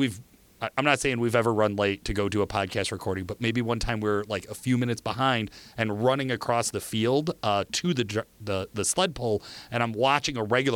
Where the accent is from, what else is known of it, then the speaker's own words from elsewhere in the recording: Midwest, United States; we're from the Midwest.